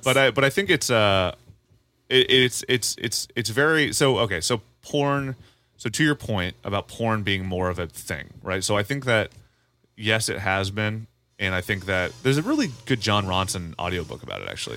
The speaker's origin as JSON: {"language": "English", "town": "Parkersburg", "region": "West Virginia", "country": "United States", "tie": "born or raised there", "also_born_or_lived": "Marietta, Ohio", "moved": "yes", "said": "my hometown of Parkersburg, West Virginia slash Marietta, Ohio"}